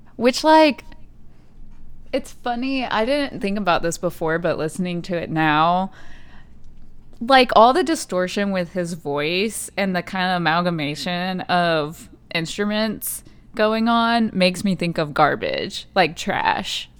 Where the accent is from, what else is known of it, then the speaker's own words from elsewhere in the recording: United States; being American